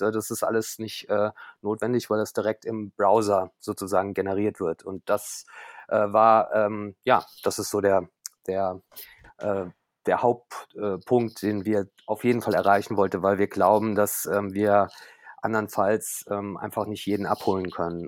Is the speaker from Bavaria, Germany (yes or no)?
no; Koblenz, Rhineland-Palatinate, Germany; now in Berlin, Germany; gebürtig äh, komme ich aus Koblenz, äh, äh, bin also zugezogener Berliner sozusagen